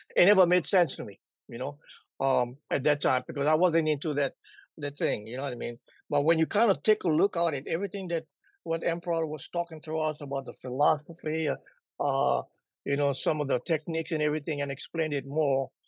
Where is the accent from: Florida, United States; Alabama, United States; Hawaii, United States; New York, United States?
Hawaii, United States; Oahu; moved away; also born or lived in Kauai; we moved from Kauai up onto the mainland, uh, not the mainland, the main island of, of Oahu